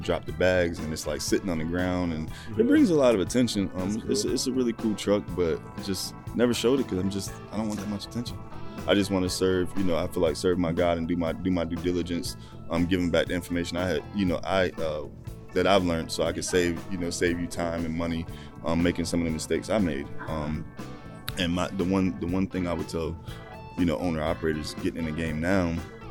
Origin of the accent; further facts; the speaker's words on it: Rochester, New York, United States; also born or lived in Dallas, Texas; now in Charlotte, United States; I'm actually originally from Rochester, New York. Currently reside in Charlotte